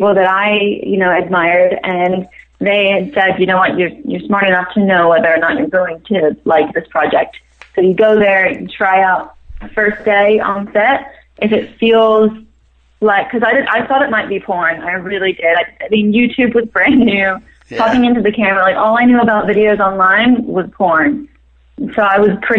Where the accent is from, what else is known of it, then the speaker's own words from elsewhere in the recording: New Zealand; moved away as an adult; also born or lived in Maryland, United States; now in Los Angeles, United States; moved to New Zealand when I was 8. My mom is from New Zealand